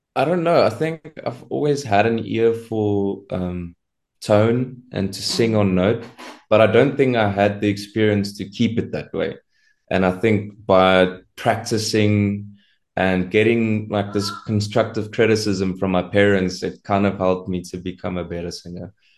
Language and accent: English; Centurion, Gauteng, South Africa; I'm from Centurion in Pretoria.